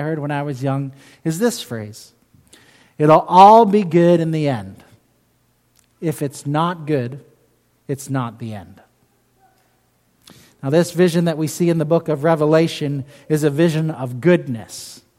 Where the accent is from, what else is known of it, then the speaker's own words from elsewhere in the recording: London, United Kingdom; now in United States; I grew up in England, in London, England.